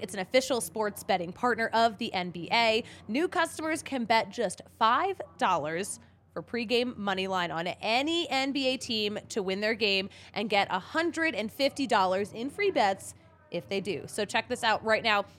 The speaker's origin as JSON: {"language": "English", "area": "Philadelphia area", "region": "Pennsylvania", "country": "United States", "moved": "yes", "lives_now": "Colorado, United States", "said": "I'm from Philly or the Philly area"}